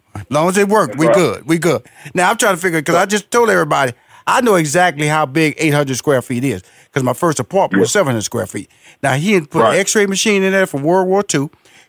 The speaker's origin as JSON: {"language": "English", "town": "Houston", "region": "Texas", "country": "United States", "said": "because I am a country boy, I'm from Houston, Texas, Fifth Ward."}